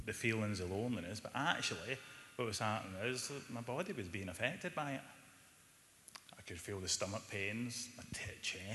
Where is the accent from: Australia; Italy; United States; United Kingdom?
United Kingdom; Glasgow, Scotland; I was brought up in Glasgow quite a violent family from early on